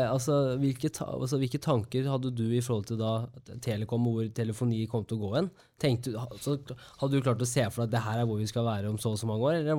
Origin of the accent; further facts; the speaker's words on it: Kongsvinger, Innlandet, Norway; moved away; Jeg er fra Kongsvinger også, så jeg har veldig brei dialekt når jeg er hjemme.